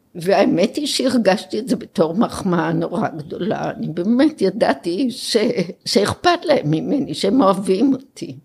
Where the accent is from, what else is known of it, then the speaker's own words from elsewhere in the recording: Israel; also born or lived in Jerusalem; נולדתי במלחמת העולם השנייה כאן בארץ